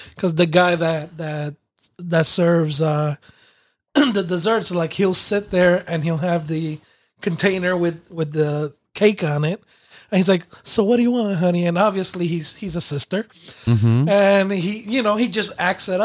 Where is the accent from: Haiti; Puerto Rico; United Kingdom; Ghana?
Puerto Rico; moved away; there's several actually in my hometown